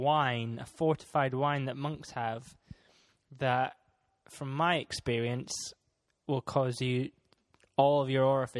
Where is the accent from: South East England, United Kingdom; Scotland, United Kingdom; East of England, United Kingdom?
Scotland, United Kingdom; seeing as I'm Scottish